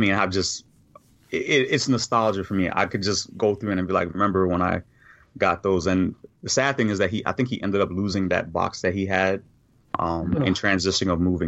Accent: New York, United States; now in Virginia, United States; growing up in New York in the area that I grew up

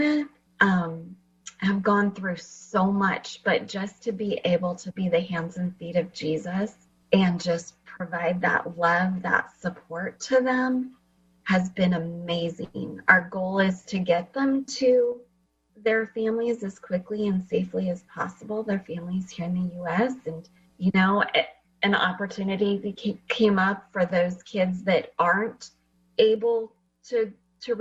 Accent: Fresno, California, United States; born or raised there; also born or lived in Washington

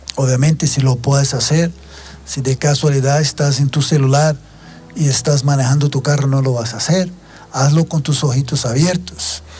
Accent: Brazil; Spanish is a second language; moved away as an adult; yo soy brasileño para tal vez aquellos que no sepan, eh, aunque ya llevo mm, más de 20 años que vivo fuera

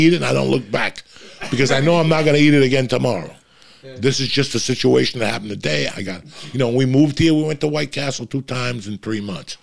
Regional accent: United States; I'm an American

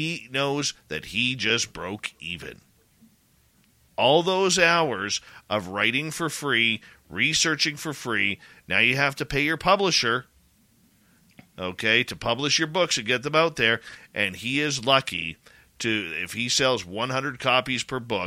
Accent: Canada; I'm Canadian

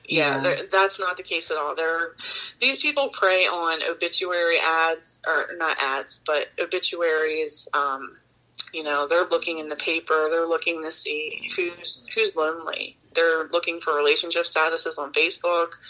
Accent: Baltimore, Maryland, United States; Yeah, no, I'm from Baltimore.

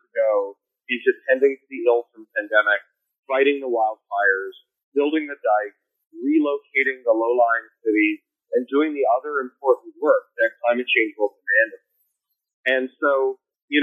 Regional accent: Canada; now in United States; I'm a Canadian.

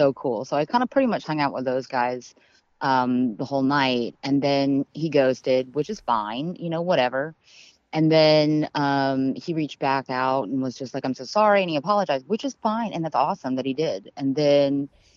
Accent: Tampa, Florida, United States; now in Fort Lauderdale, United States; my hometown and then also where I live now.

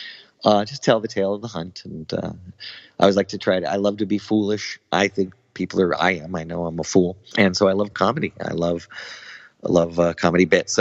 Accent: United States; I don't typically say I'm from America

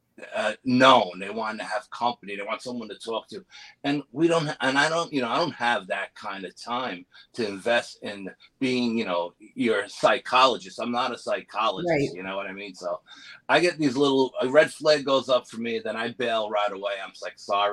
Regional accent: New York, United States; I'm from New York

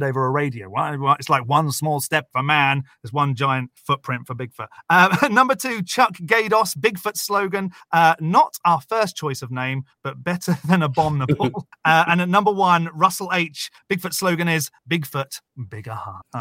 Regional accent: United Kingdom; now in United States; I'm a Brit that lives in America

